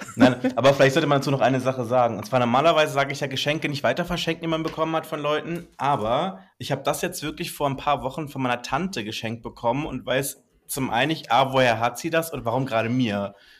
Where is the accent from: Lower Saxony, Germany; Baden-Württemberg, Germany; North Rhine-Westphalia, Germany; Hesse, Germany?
Baden-Württemberg, Germany; Black Forest; accent: Swabian; bei uns im Schwarzwald.